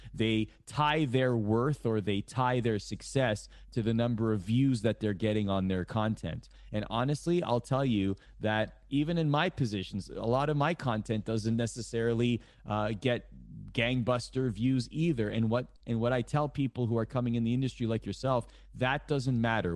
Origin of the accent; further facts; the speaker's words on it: Toronto, Ontario, Canada; I grew up in Canada